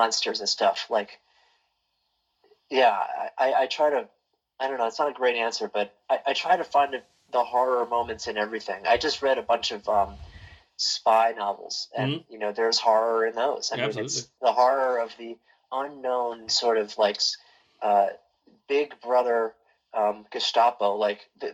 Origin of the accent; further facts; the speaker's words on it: Baltimore, Maryland, United States; I'm from Baltimore, Maryland, which is where Edgar Allan Poe is from. And so I kind of grew up with him